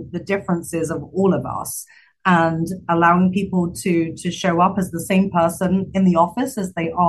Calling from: Chicago, Illinois, United States; Uh, Chicago, downtown Chicago today, in a very empty office.

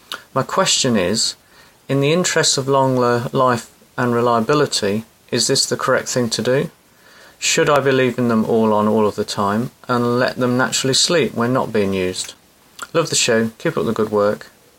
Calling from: England, United Kingdom; I'm calling from England.

